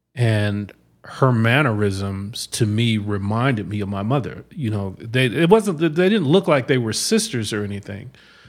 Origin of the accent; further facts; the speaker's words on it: Denver, Colorado, United States; also born or lived in New Jersey; now in Arizona, United States; Well, I grew up in Denver.